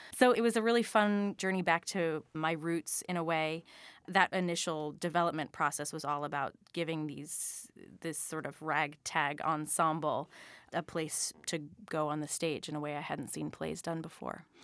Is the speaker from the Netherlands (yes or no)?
no; Phoenix, Arizona, United States; moved away; growing up in Phoenix, Arizona